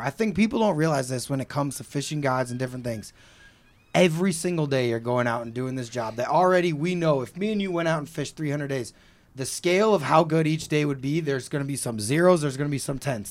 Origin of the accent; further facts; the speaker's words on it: Missouri, United States; I'm from Missouri